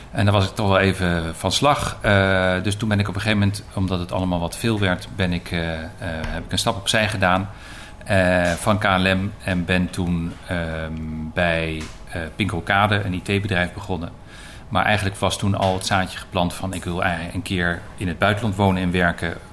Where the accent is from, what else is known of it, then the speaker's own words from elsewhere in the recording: Belgium; also born or lived in Leiden, Netherlands; ik ben geboren in Leiden, een hele tijd geleden inmiddels. Eh, ik ben als kind, mijn eh, zesde, naar, met, met gez, ouderlijk gezin naar België verhuisd. Mijn vader werkte toen voor de NAVO en daar heb ik een jaar of negen gewoond.